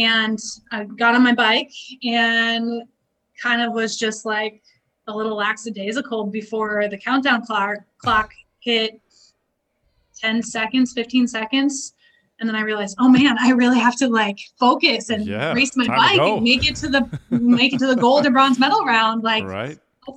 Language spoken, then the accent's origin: English; Alaska, United States; We grew up in Alaska